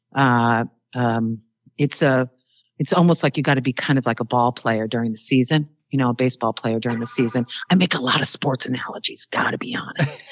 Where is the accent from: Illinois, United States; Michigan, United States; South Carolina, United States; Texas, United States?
Illinois, United States; I'm from Illinois.